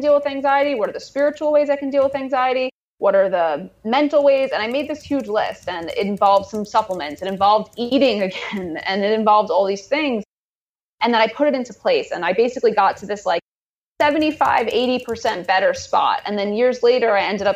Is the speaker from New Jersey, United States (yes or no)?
no; New York City, New York, United States; I grew up in Queens, New York, which is like a place where people celebrate diversity of all kinds.